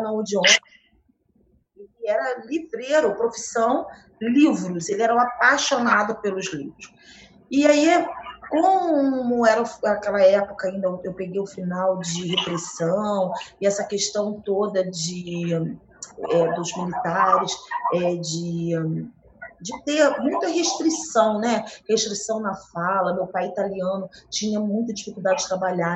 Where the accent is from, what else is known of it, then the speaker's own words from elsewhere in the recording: Rio de Janeiro, Brazil; also born or lived in Nova Friburgo; Carioca, do centro do Rio, da Lapa, da Rua